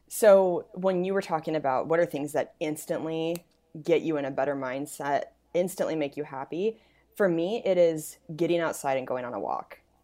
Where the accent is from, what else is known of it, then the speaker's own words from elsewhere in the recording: Spokane, Washington, United States; moved away; my hometown, Spokane.